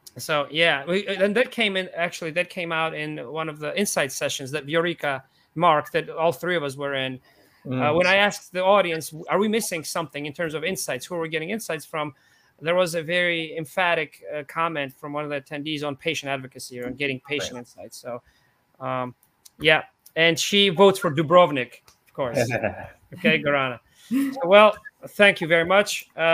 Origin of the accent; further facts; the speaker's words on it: Georgia; born there; This is Tbilisi, Georgia, because I was born in Eastern Europe in the small country.